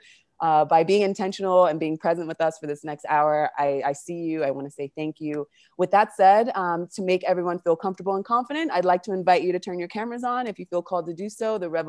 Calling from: Argentina; We're pretty global here, so I'm calling from Argentina.

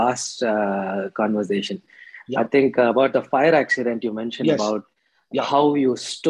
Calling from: Bangalore, Karnataka, India; I'm calling you from Bangalore.

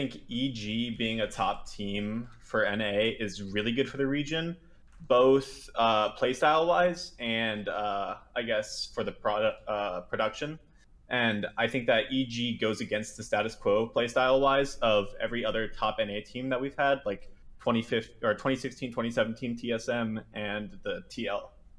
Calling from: Mooresville, North Carolina, United States; I'm calling from Mooresville, North Carolina.

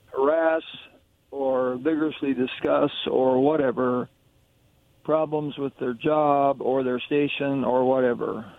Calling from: Kennewick, Washington, United States; calling from Kennewick

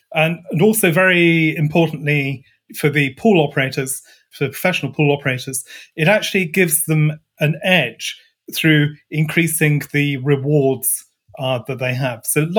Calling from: Scotland, United Kingdom; So I'm greetings from Scotland, just north of the Forth Bridge. Bright and sunny here.

